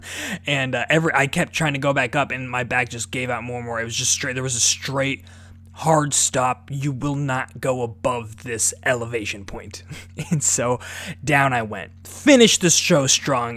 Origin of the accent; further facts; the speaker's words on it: Omaha, Nebraska, United States; I'm from Omaha, Nebraska.